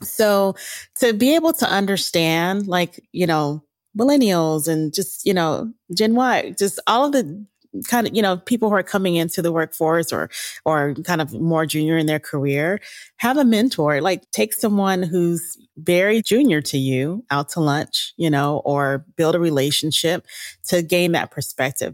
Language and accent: English; Pasadena, California, United States; I grew up in Pasadena